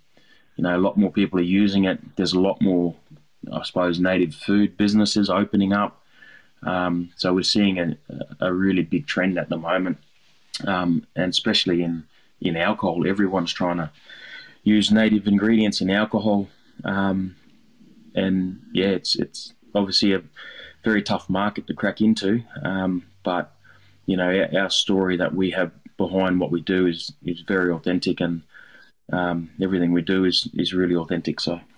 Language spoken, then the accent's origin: English; Darwin, Northern Territory, Australia; I've had to learn how to what native ingredients are all over Australia, not only what I grew up on in Darwin.